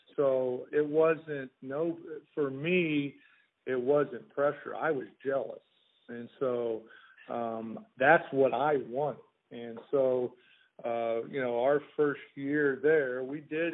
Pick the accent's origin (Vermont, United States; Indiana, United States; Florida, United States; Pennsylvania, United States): Indiana, United States; Indianapolis; growing up in Indianapolis